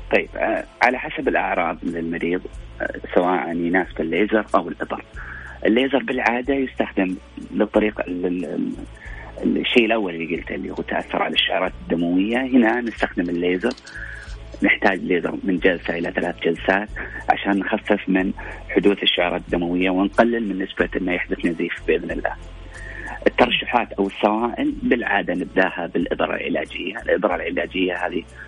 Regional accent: Saudi Arabia; عندنا في السعوديه

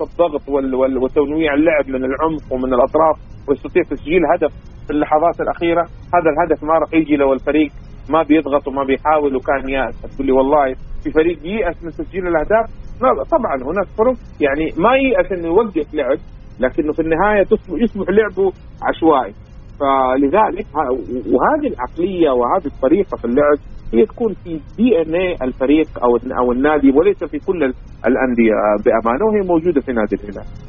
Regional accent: Saudi Arabia

